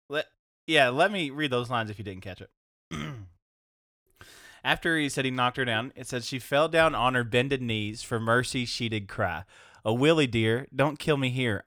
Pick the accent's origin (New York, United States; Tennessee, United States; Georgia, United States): Tennessee, United States; Knoxville; I'm from Knoxville.